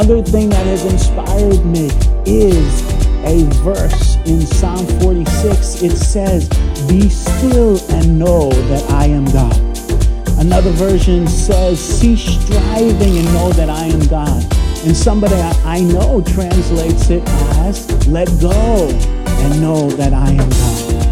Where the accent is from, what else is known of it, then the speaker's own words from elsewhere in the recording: New York City, New York, United States; moved away as an adult; now in Brisbane, Australia; I'm a New Yorker.